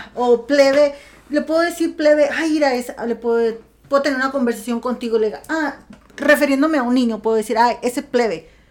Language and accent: Spanish; Sinaloa, Mexico; accent: sinaloense; De Sinaloa